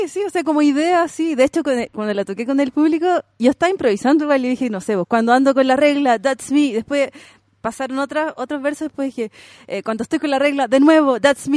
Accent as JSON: {"language": "Spanish", "town": "Santiago", "region": "Santiago Metropolitan Region", "country": "Chile", "said": "yo soy de San Miguel, ahora vivo del centro."}